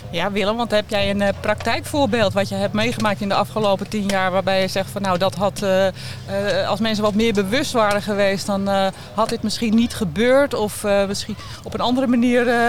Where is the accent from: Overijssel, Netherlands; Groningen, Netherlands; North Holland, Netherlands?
North Holland, Netherlands; Amsterdam; ik kom uit Amsterdam